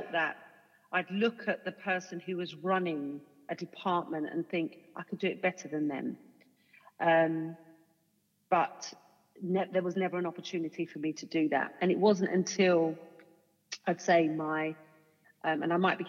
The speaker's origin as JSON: {"language": "English", "region": "London", "country": "United Kingdom", "tie": "born or raised there", "said": "I was kind of born and bred in Hackney"}